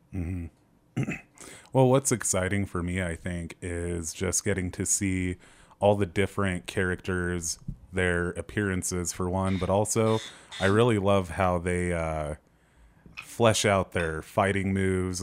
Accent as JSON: {"language": "English", "country": "United States", "said": "we're, we're American"}